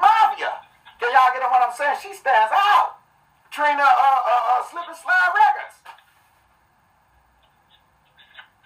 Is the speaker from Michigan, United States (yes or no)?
yes; Detroit, Michigan, United States; also born or lived in Flint, Michigan; that's where I was born, but born and raised in Detroit and Flint